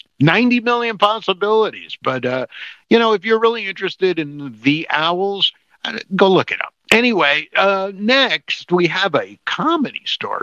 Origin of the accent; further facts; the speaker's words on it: New Jersey, United States; We are stupid comedians from New Jersey